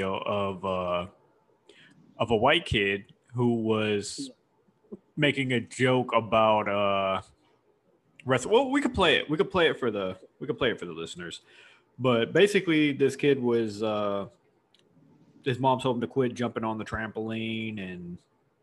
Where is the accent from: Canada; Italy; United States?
United States; Houston, Texas; I had one white friend growing up in Houston